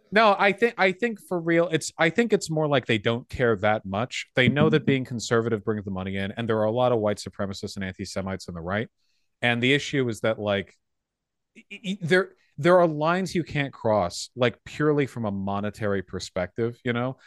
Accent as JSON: {"language": "English", "town": "Beverly Hills", "region": "California", "country": "United States", "tie": "born or raised there", "said": "I grew up in Beverly Hills."}